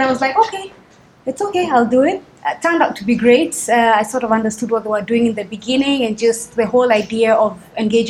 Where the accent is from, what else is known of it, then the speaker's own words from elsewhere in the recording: Nairobi, Kenya; also born or lived in Uganda; I was born and bred in Kenya. So most of my childhood has been basically here in Nairobi. And my teenage years were mostly spent in Uganda